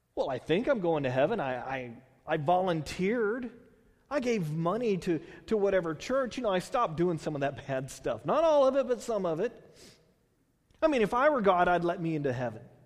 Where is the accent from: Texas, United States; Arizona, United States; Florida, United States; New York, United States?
Texas, United States; Houston; also born or lived in Bay Area, California; now in Tulare, United States; I grew up in Houston. I, you know, then we moved to the Bay Area, and then coming out here